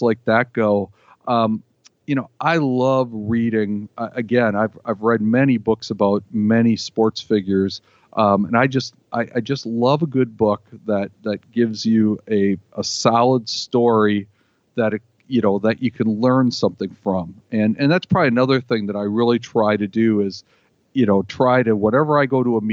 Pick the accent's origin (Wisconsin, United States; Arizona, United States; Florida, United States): Wisconsin, United States; Green Bay; growing up in Green Bay